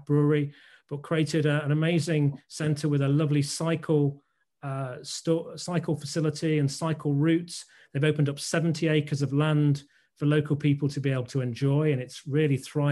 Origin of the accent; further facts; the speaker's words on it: Scunthorpe, Yorkshire and the Humber, United Kingdom; I was brought up in Scunthorpe.